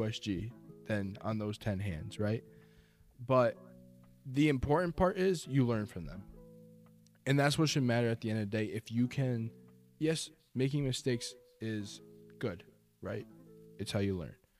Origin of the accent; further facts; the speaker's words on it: Storrs, Connecticut, United States; I grew up in Storrs